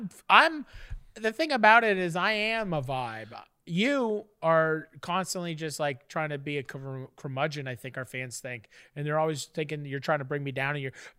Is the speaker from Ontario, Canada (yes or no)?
yes; Fort Erie, Ontario, Canada; I grew up on a lake, bro. I grew up in Fort Erie, Lake Erie. It's a great lake.